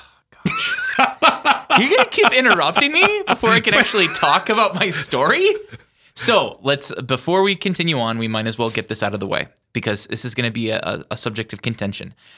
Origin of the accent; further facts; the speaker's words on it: Yankton, South Dakota, United States; now in Sioux Falls, United States; born and raised in Yankton, South Dakota